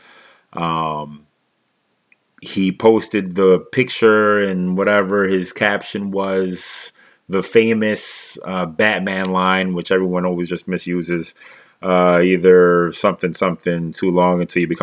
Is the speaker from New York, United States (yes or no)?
no; Philadelphia, Pennsylvania, United States; moved away; also born or lived in New Jersey; Born and raised in Philadelphia, spent some time in Jersey, and now I'm here